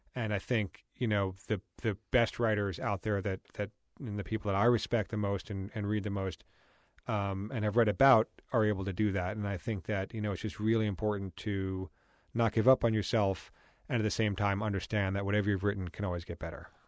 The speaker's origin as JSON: {"language": "English", "region": "New York", "country": "United States", "tie": "born or raised there", "moved": "yes", "said": "growing up in New York and going to a private school in that world"}